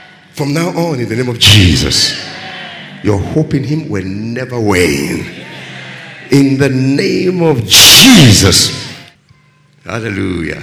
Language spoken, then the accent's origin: English; Nigeria; I'm a Nigerian.